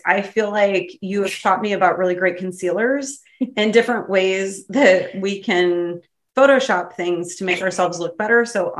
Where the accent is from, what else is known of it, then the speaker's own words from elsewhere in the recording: Clinton, United States; I'm from Clinton.